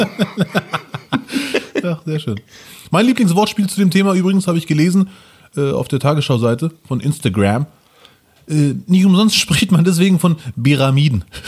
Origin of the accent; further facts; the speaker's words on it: Germany; kommst du aus Deutschland oder Frankreich, Belgien, bla bla, ne? Ich so, ja, Deutschland